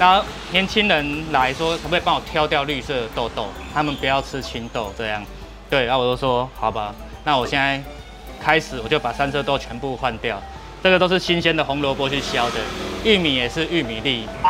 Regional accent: southern Taiwan, Taiwan; 吐司边啊就是阮下岗人嘛，Q 死啦！因为我们家乡啊，我阿公什么，我们都是务农的啊，

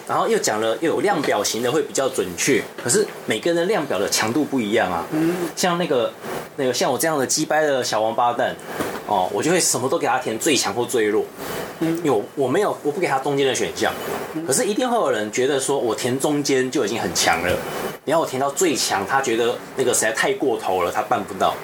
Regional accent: Taiwan; 我台湾人

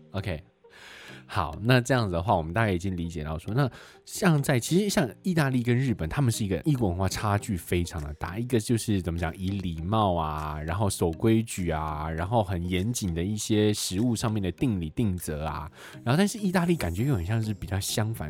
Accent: Taipei, Taiwan; 我们台北人

